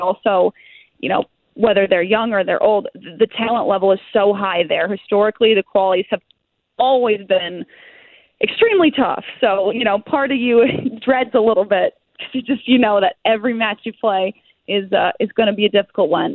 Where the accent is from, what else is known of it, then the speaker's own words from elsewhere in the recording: Ohio, United States; I'm from Ohio